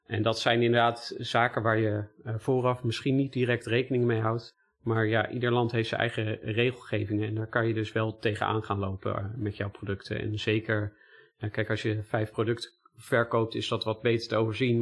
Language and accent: Dutch; Netherlands; wij als Nederlanders